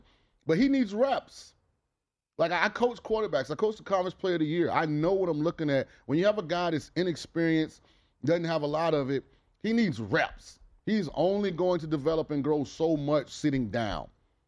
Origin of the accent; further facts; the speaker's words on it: the South, United States; I'm from the South